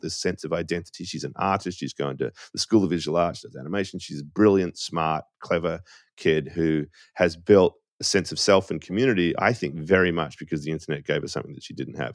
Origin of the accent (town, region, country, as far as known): Australia; moved away as an adult; now in United States